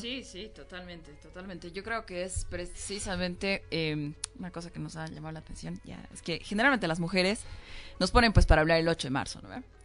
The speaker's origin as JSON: {"language": "Spanish", "country": "Bolivia", "said": "como ciudadanas, como bolivianas, como jóvenes"}